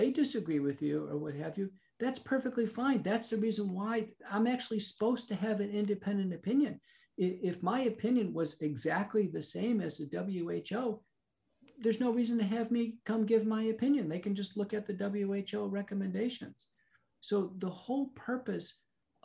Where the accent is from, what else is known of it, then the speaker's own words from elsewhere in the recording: United States; as an American